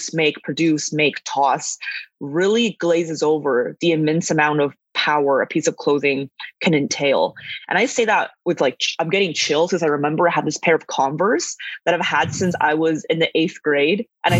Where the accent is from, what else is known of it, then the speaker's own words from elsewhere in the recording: Calgary, Alberta, Canada; also born or lived in northern China; now in Vancouver, Canada; I was born in northern China. I immigrated to Canada with my family when I was 8. And I grew up in Calgary and later moved to Vancouver